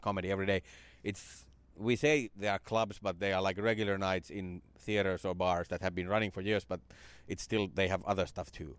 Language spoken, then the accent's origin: English; Finland; moved away; my hometown. It came to Finland in the nineties